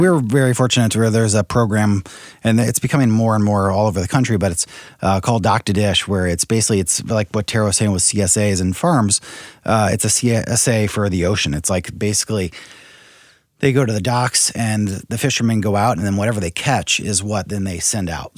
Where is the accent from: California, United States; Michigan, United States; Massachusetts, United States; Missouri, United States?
Missouri, United States; St. Louis; also born or lived in San Francisco / New York; I grew up here in St. Louis